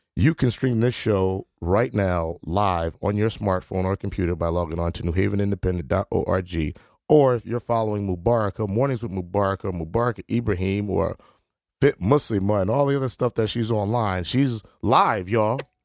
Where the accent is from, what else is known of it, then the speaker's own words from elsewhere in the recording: New Haven, Connecticut, United States; I was born in America, and my passport do say New Haven, Connecticut, United States of America